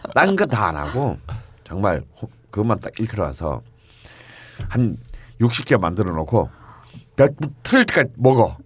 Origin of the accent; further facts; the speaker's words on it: Busan, South Korea; 저는 뭐 어릴 때부터 부산에서 태어났고 자랐기 때문에